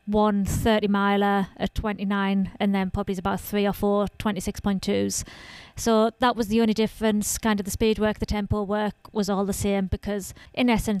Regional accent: Sunderland, North East England, United Kingdom; I'm from Sunderland in northeast of England.

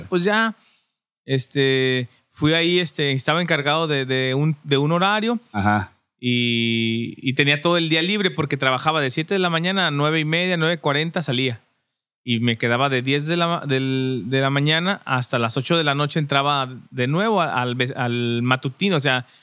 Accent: Durango, Mexico; moved away as an adult; now in Tijuana, Mexico; originario de Durango

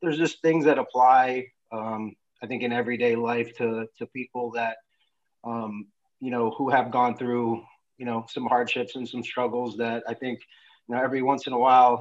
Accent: New York City, New York, United States; moved away as an adult; now in California, United States; I grew up in New York City, in the Bronx, New York

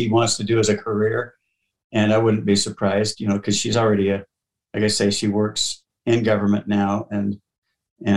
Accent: Millcreek, Utah, United States; I was born and raised in Mill Creek

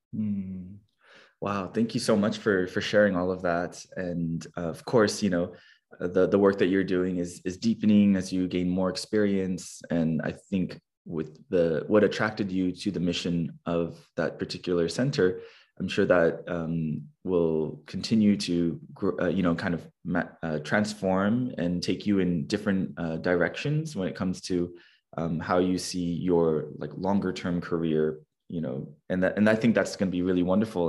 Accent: California, United States; a fellow Californian

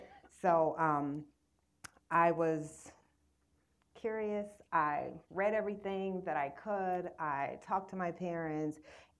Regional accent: Waterloo, Iowa, United States; I grew up in Waterloo, Iowa. I grew up on the east side of town, which was where black people had to live when they came up through the migration.

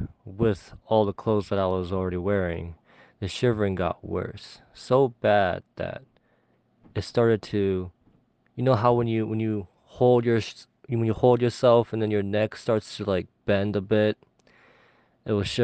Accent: California, United States; I'm from California

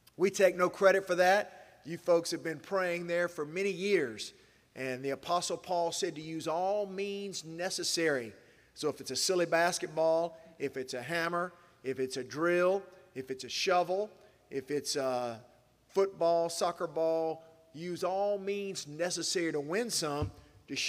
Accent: Asheville, North Carolina, United States; Asheville, North Carolina, my hometown

